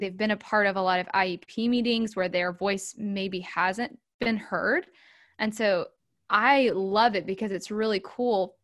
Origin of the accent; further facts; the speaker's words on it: Charlotte, North Carolina, United States; moved away as an adult; now in Raleigh, United States; I'm a North Carolina native. I am from the Charlotte area. I live in Raleigh now.